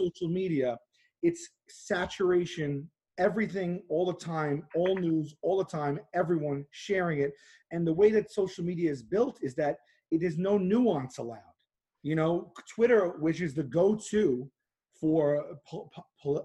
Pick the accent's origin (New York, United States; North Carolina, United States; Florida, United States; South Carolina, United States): New York, United States; New York City; I grew up in Staten Island, which is largely conservative